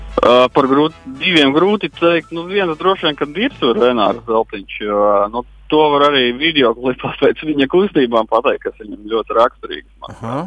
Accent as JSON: {"language": "Latvian", "town": "Sigulda", "region": "Vidzeme", "country": "Latvia"}